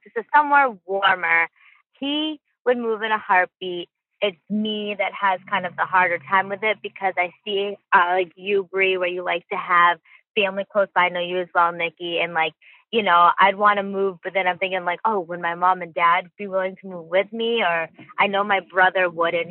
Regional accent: Boston, Massachusetts, United States; we're from the Boston area

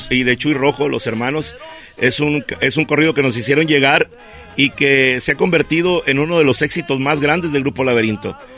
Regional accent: Ciudad Obregón, Sonora, Mexico; Todos somos de Obregón, Sonora, de la mera tierra yaqui. Somos de esa área en Ciudad Obregón, Sonora, el sur del estado. Ahí nacimos, ahí crecimos y parece que ahí seguimos viviendo

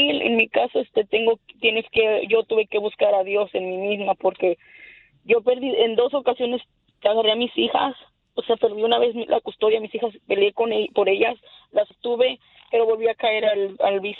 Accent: Mexico; now in United States; muchas cosas que pasaron cuando vengo de México, pero yo aquí empecé porque empecé a ir a la escuela

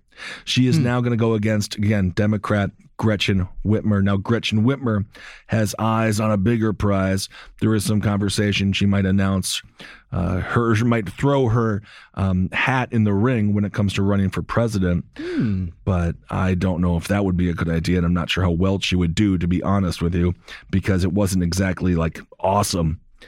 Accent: Midwest, United States; I'm from the Midwest.

